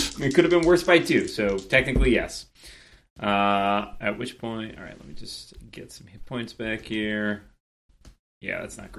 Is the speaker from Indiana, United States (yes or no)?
no; Massachusetts, United States; I'm from Massachusetts.